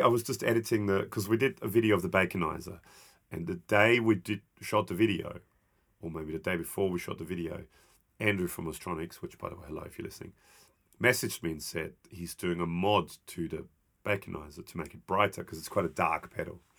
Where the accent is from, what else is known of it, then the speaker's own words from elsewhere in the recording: Austria; I'm from Austria